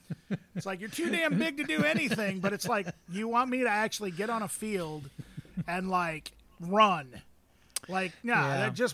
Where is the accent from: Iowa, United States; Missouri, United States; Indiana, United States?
Iowa, United States; Muscatine; I grew up in Muscatine, in the town.